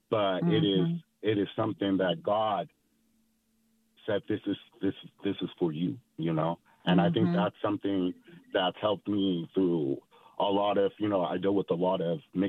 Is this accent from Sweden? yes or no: no; California, United States; I'm from California. I'm a California native